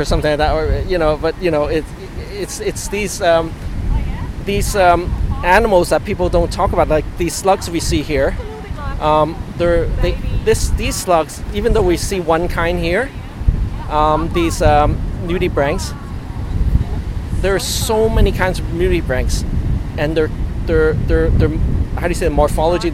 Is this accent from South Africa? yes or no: no; Hong Kong; moved away; we're originally from Hong Kong, so in Hong Kong we learned to, and also when I was younger, I learned about marine invertebrates.